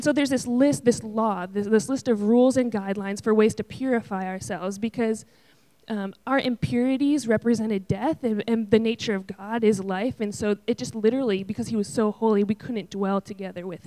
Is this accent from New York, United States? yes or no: yes; Buffalo, New York, United States; I grew up in Buffalo, New York, where it snows about 13 months out of the year.